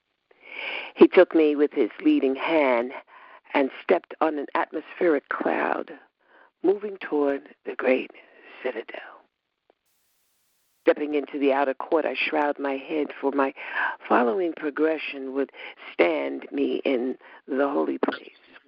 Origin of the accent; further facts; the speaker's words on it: Westbury, New York, United States; I'm from Westbury